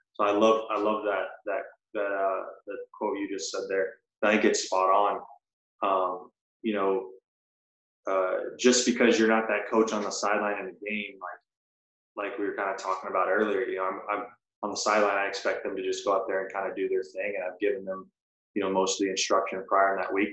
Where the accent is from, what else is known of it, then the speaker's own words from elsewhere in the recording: Birmingham, Alabama, United States; moved away as an adult; now in South Florida, United States; I grew up in Birmingham, Alabama.